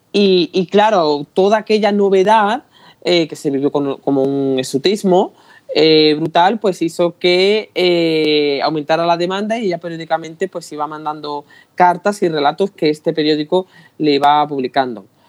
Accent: Utrera, Andalusia, Spain; yo soy de Utrera, en pueblo de Sevilla

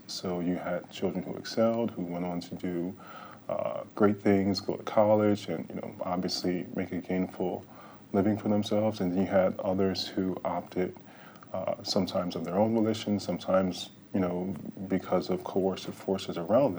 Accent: Camden, New Jersey, United States; Born and raised in Camden, New Jersey. Really never stepped foot outside of the city until really college.

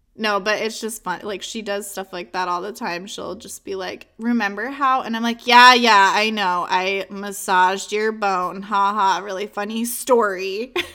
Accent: Virginia, United States; I grew up in Virginia

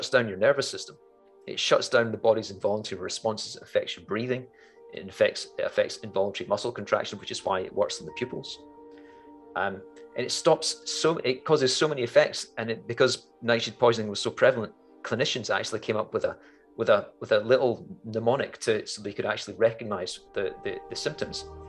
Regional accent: Scotland, United Kingdom; as a Scot, and Macbeth is actually my clan tartan

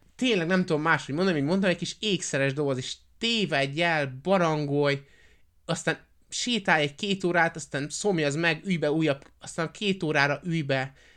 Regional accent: Hungary; magyarok vagyunk

